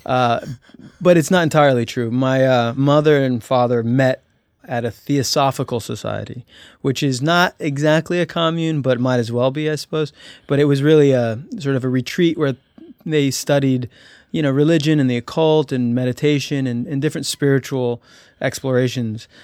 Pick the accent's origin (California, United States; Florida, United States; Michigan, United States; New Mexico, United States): New Mexico, United States; Albuquerque; I was born in Albuquerque, and my earliest memories were New Mexico.